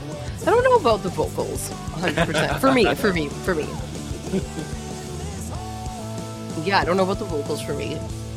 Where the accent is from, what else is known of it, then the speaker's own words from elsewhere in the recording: Edmonton, Alberta, Canada; because it's Edmonton in my hometown